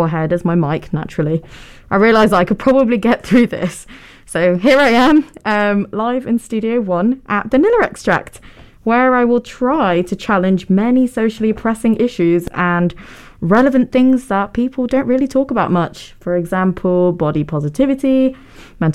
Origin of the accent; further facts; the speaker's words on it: Manchester, North West England, United Kingdom; first language Tamil; I'm born and brought up in Manchester, and I'm South Indian, and my mother tongue is Tamil